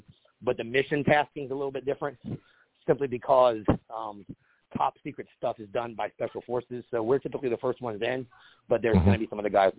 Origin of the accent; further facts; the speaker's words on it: United States; But again, I'm an American. I have the best passport in the world.